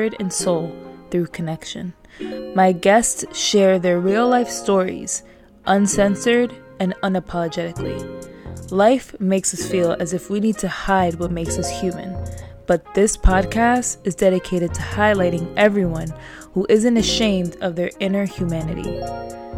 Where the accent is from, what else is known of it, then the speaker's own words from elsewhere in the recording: New York City, New York, United States; as a New Yorker